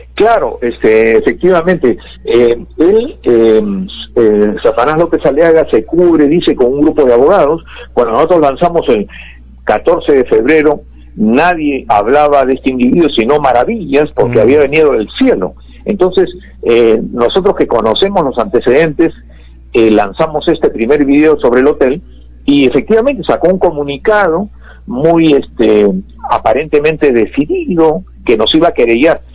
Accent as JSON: {"language": "Spanish", "country": "Peru", "said": "soy peruano"}